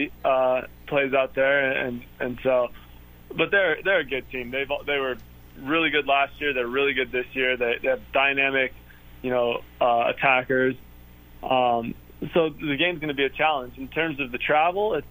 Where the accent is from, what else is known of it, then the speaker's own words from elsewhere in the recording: Denver, Colorado, United States; moved away; I'm from Denver, so Colorado Springs is maybe an hour and a half away from where I grew up